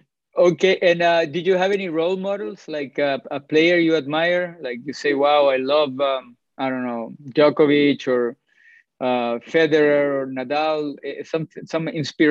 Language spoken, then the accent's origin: English; Chile; moved away; Back in my hometown in Chile